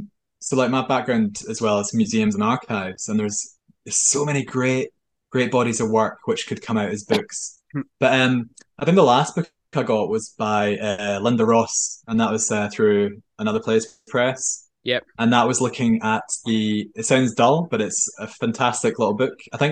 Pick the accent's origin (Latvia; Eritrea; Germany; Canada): Germany; born there; So just for some background, I was born in Germany on a military base. My father was a soldier. I'm from a long line of soldiers.